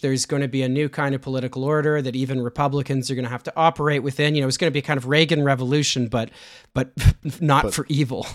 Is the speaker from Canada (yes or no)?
yes; Canada; I'm a Canadian